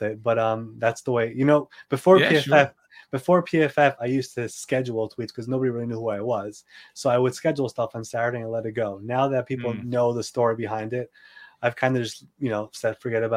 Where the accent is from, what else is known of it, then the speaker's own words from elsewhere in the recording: New York, United States; I'm here from New York